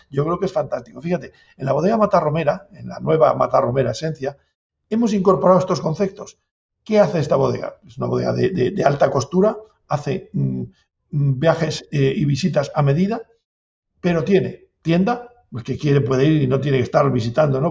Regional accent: Valbuena de Duero, Castile and León, Spain; also born or lived in La Rioja; Yo soy de, aquí, de, de, Valladolid, de Valbuena, y, adoptado riojano también

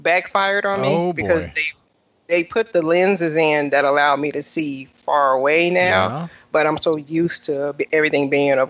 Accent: Chicago, Illinois, United States; now in Wichita, United States; I am originally from Chicago. I currently live in Wichita, Kansas.

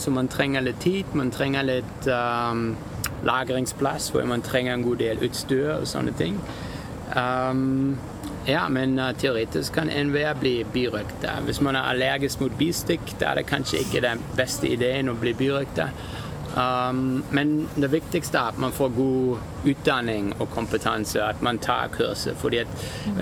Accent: Germany; now in Norway; jeg kommer egentlig fra Tyskland

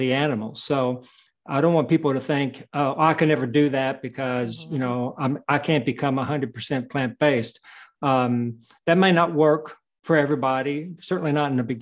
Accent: United States; I was born in the United States

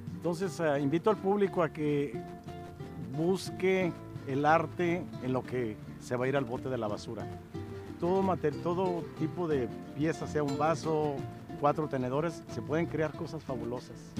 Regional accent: Baja California, Mexico; moved away as an adult; also born or lived in Tuxpan, Nayarit / Tijuana / Mexicali; now in Los Angeles, United States; Salí muy chico al estado de Baja California, primero a Tijuana y de Tijuana a Mexicali. Y de Mexicali ya, después de mi adolescencia, ya me moví acá a Estados Unidos

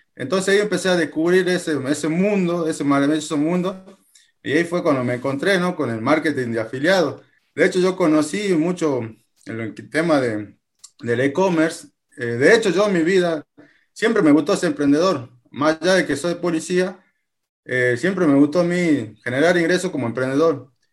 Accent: Jujuy, Argentina; soy de Argentina, tengo 34 años, eh, actualmente tengo mi, trabajo tradicional, soy policía, policía de la provincia de Jujuy, en Argentina

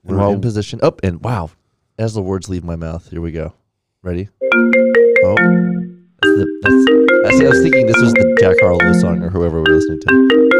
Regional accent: Ireland; I'm Irish for the record.

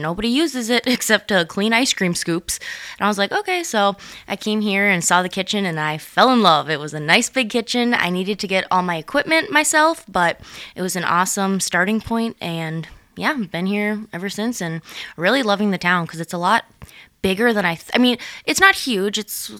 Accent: Annandale, Minnesota, United States; now in Litchfield, United States; No, so I'm actually originally from Annandale, which is like 35-ish minute drive. And I just came to Litchfield maybe 2 years ago

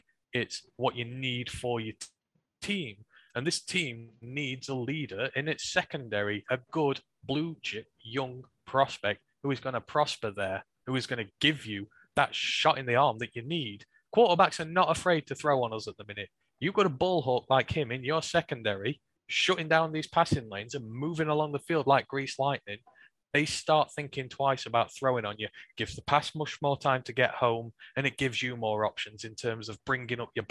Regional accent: England, United Kingdom; I'm English and I don't grow up with it

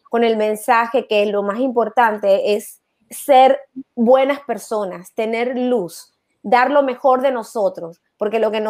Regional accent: Mérida, Venezuela; moved away; Sí, soy de Mérida, soy de Mérida.

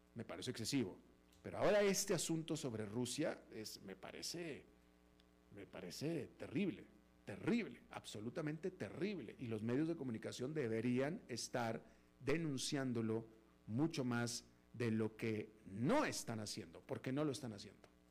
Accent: Mexico; now in United States; como ciudadano americano incluso, pero soy de nacimiento mexicano

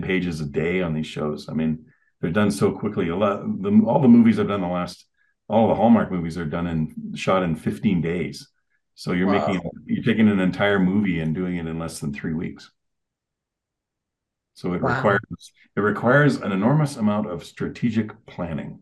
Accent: Canada; also born or lived in Calgary; I'm Canadian

